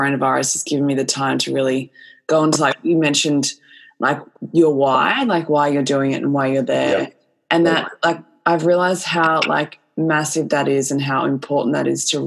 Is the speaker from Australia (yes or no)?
yes; Australia; we're Australian